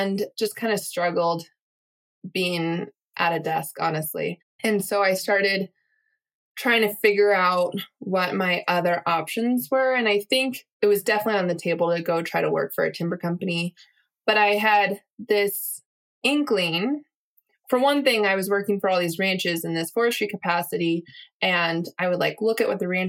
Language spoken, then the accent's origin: English; Mount Shasta, California, United States; now in Helmville, Montana, United States; I'm from Mount Shasta, California, volcano up near the Oregon border